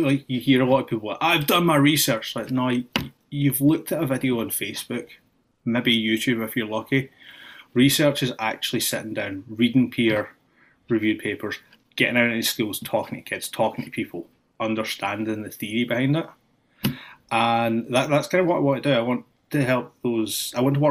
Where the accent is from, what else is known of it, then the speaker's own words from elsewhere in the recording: Scotland, United Kingdom; moved away as an adult; also born or lived in Austin, Texas; now in Springfield, United States; when I grew up in Scotland